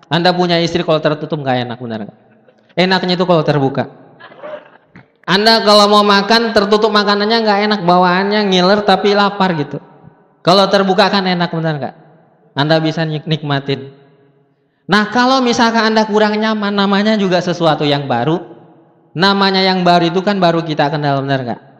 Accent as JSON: {"language": "Indonesian", "region": "South Sulawesi", "country": "Indonesia", "said": "Saya bukan orang Medan, saya orang Bugis dari Sulawesi Selatan."}